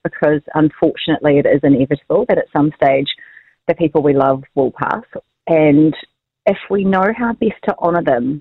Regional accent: Southbridge, Canterbury, New Zealand; now in Christchurch, New Zealand; I'm from Southbridge and the Rakaia River is really important to me.

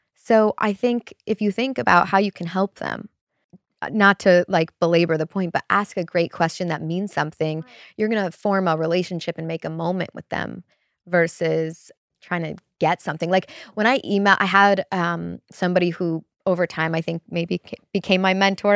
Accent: Chicago, Illinois, United States; moved away as an adult; also born or lived in Wisconsin / Los Angeles; I grew up in Chicago

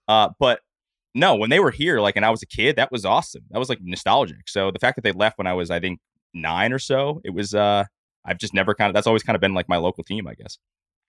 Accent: Connecticut, United States; growing up in Connecticut, like, you either subscribe to the New York or the Boston section

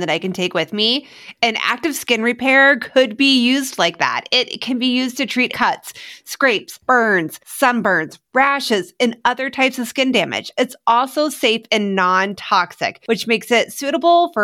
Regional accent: Midwest, United States; growing up in the Midwest and it's gray and it's icy

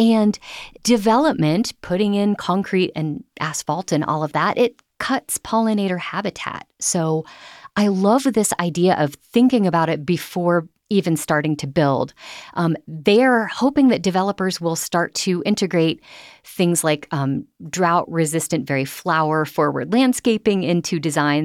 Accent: Ohio, United States; now in Denver, United States; my home state of Ohio

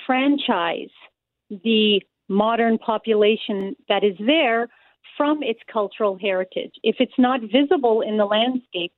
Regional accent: Winnipeg, Manitoba, Canada; I'm actually a Winnipegger, native born

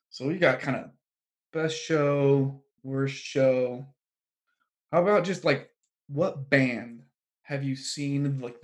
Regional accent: San Francisco Bay Area, East Bay, California, United States; I grew up in the San Francisco Bay Area in the East Bay

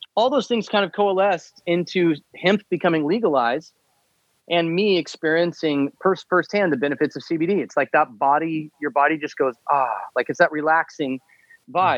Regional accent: Midwest, United States; moved away as an adult; from age 14 or 12 until 22, my 10 years in living in the Midwest, when I'm a broke high school college kid

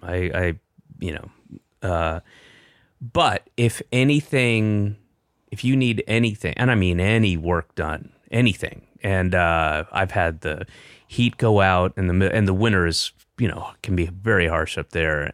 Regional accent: the South, United States; moved away; also born or lived in Boston / Los Angeles; I'm from the South

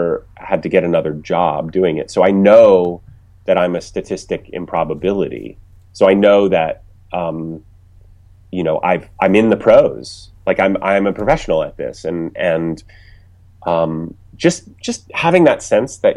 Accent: Ohio, United States; moved away as an adult; also born or lived in New York / Los Angeles; I was coming from Ohio. I didn't know anyone in the business

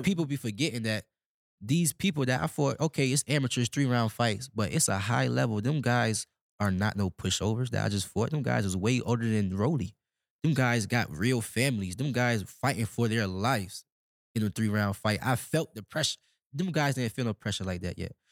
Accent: Nebraska, United States; I come from Nebraska

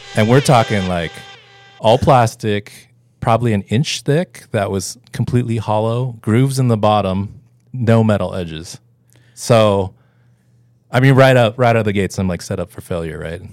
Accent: Homer, Alaska, United States; moved away; I'm originally from Homer, Alaska

